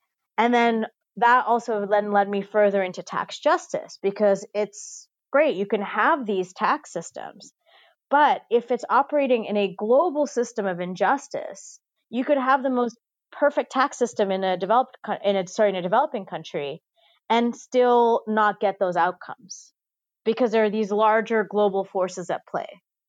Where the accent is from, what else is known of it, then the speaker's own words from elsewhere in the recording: Dubai, United Arab Emirates; I grew up in Dubai in the United Arab Emirates, which is a country that was founded in 1971.